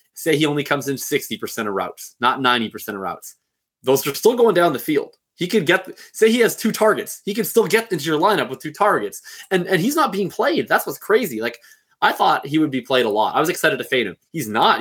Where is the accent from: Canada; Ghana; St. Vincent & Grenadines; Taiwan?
Canada; I'm Canadian